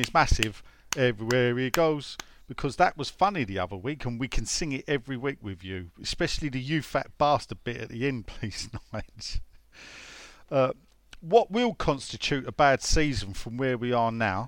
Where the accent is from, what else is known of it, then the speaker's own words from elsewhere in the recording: London, United Kingdom; I told them I was from Canning Town